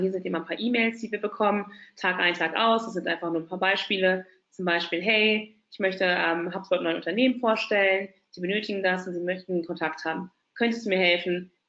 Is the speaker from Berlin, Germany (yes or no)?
yes; Berlin, Germany; ich bin waschechte Berlinerin. Warum sage ich das? Ähm, von uns gibt es nicht mehr so viele, vor allem in Berlin. Wird immer gefragt, ach, du kommst aus Berlin? Ja, Tatsache. Hier geboren, hier aufgewachsen, also eine richtige Berlinerin.